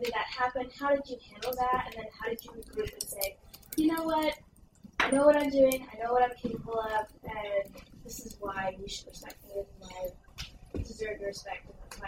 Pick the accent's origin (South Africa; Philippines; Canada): Philippines; I'm a Filipina junior student college high